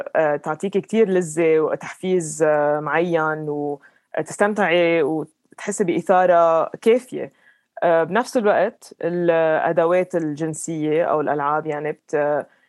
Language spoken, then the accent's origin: Arabic; Lebanon; moved away as an adult; also born or lived in London, United Kingdom / Dubai, United Arab Emirates; now in Colorado, United States; انا لبنانيه ربيت بلبنان